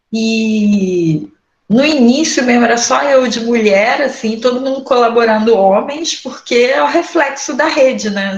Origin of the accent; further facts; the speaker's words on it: Nova Iguaçu, Rio de Janeiro, Brazil; now in Duque de Caxias, Brazil; sou natural aqui da Baixada Fluminense, nasci em Nova Iguaçu, agora estou morando em Caxias